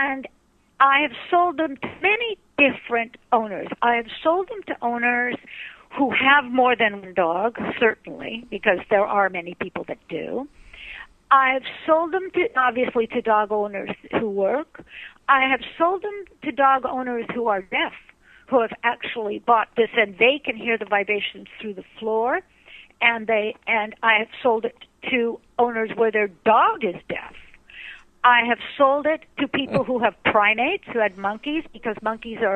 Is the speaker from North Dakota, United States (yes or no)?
no; Los Angeles, California, United States; now in Canada; I'm originally from Los Angeles, but I do live in Canada